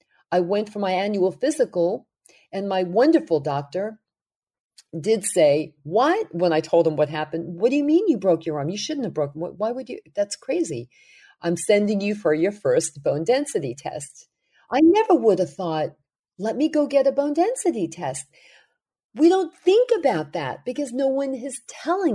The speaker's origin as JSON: {"language": "English", "town": "New York City", "region": "New York", "country": "United States", "tie": "born or raised there", "said": "when I was growing up in Brooklyn"}